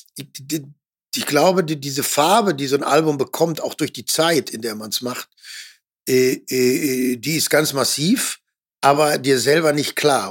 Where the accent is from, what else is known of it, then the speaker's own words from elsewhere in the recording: Ruhr area, North Rhine-Westphalia, Germany; ich komme ja noch aus dem Ruhrgebiet, ich bin, bin groß geworden in einem sozialdemokratischen äh, Kernland